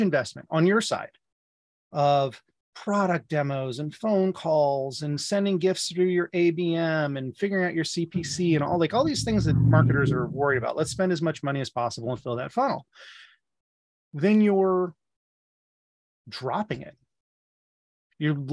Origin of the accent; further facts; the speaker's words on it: Midwest, United States; as a Midwesterner